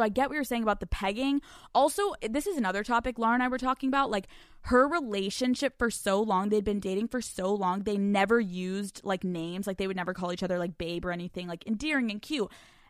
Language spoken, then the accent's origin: English; the South, United States; I'm from the South. Don't judge me.